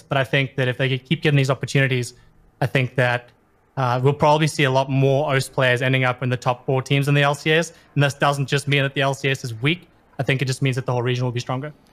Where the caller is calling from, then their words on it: Sydney, New South Wales, Australia; I am calling from Sydney, Australia.